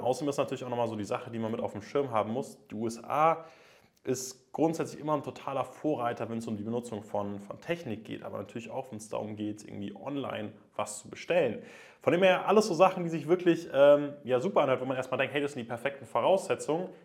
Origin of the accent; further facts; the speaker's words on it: Germany; bei uns in Deutschland